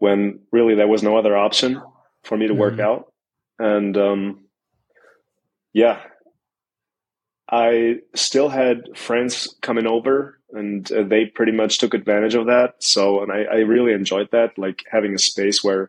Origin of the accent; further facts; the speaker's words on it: Mannheim, Baden-Württemberg, Germany; I'm 28. I'm from Mannheim, Germany